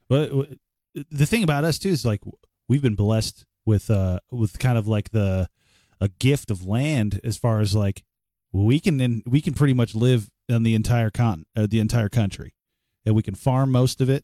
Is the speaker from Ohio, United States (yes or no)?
yes; Cleveland, Ohio, United States; I'm from Cleveland, Ohio